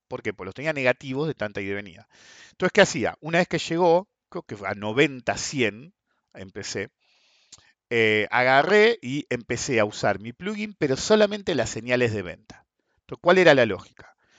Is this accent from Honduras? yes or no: no; Argentina; somos argentinos